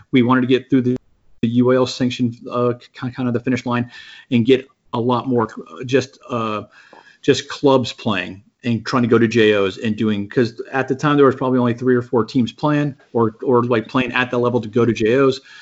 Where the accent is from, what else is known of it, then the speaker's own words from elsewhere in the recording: San Antonio, Texas, United States; I grew up in yeah in San Antonio.